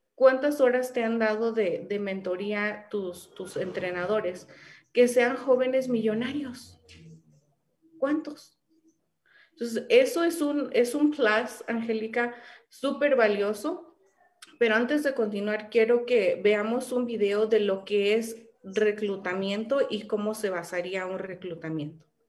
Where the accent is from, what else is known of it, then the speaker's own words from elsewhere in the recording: Mexico; first language Spanish; also born or lived in California; como decimos aquí en México